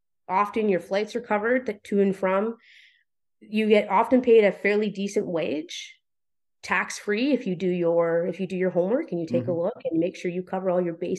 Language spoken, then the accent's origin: English; Vernon, British Columbia, Canada; moved away as an adult; If I had continued to live in Vernon, British Columbia, which I love as my hometown